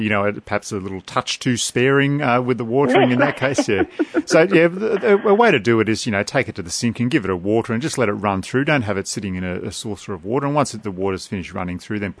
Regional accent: Australia; Okay, we're Aussie here, aren't we? We're not American.

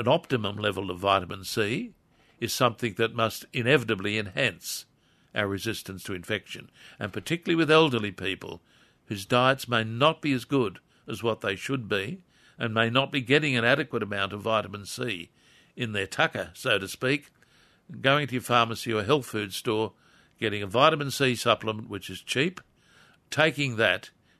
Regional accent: Wallsend, North East England, United Kingdom; When I was a very young person, that's a long time ago, Jane, growing up in Crest Road, Wall's End, I can remember Friday night being given a preparation of cod liver oil

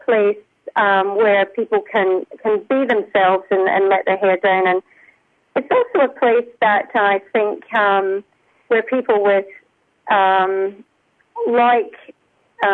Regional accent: Scotland, United Kingdom; moved away as an adult; now in Australia; I'm Scottish. I've lived in Australia for almost 32 years.

